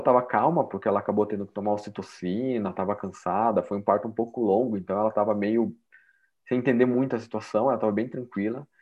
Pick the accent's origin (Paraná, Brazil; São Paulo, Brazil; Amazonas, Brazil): Paraná, Brazil; Curitiba; eu sou de Curitiba, nasci, morei, criado a vida inteira aqui em Curitiba, no Paraná